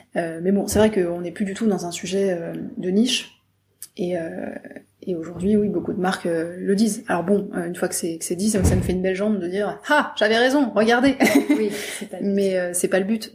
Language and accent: French; Brittany, France; je viens de Bretagne